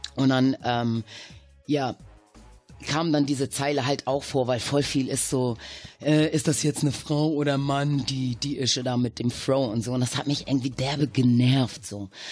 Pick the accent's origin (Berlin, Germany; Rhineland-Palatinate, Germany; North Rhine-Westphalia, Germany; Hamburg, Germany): Hamburg, Germany; also born or lived in Caribbean; wir sind aus Hamburg